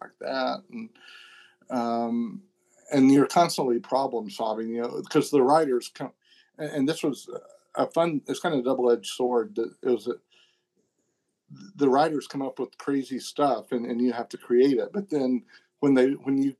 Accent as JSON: {"language": "English", "region": "the South", "country": "United States", "accent": "Southern", "said": "I'm from the South and, I remember one time I was dealing with executives at Warner Brothers and I found out that they just loved my Southern accent"}